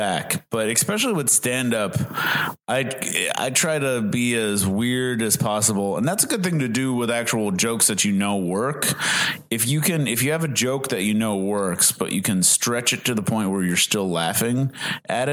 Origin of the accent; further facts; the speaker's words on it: Massachusetts, United States; moved away as an adult; now in Southern California, United States; I'm from Massachusetts. Yeah. I came from Massachusetts, and I moved out here in like 2007